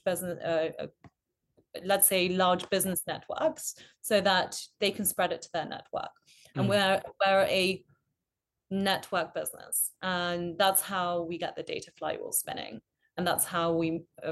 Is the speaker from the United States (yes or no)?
no; Mongolia; moved away; also born or lived in United Kingdom; I'm British, originally from Mongolia